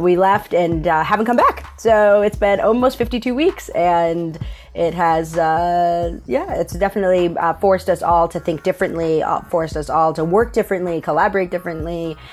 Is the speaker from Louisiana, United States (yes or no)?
no; upstate New York, United States; also born or lived in El Salvador; I was adopted when I was about two, I was twenty-four months, um, to a, a single mom in upstate New York.